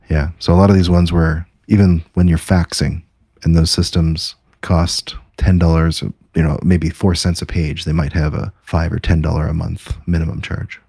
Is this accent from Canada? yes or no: yes; Canada; As a Canadian